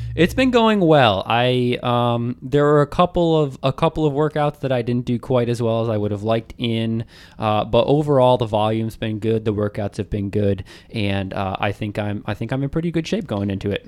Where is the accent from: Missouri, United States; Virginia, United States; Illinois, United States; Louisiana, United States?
Virginia, United States; Arlington; I've never, uh, run like a marathon in my hometown. And, you know, everyone says it's a D C marathon, but come on, it starts and ends in, in Arlington